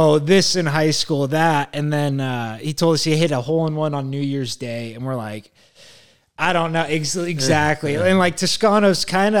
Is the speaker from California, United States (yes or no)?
yes; San Jose, California, United States; we're from San Jose